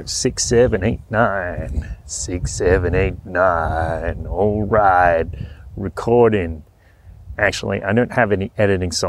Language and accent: English; Australia; accent: broad Aussie; that around talking in a in a broad Aussie accent, and people ask me, people like to ask me where my accent is from.